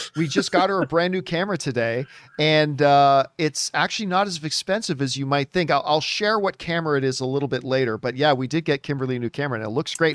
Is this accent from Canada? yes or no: yes; Canada; I'm Canadian.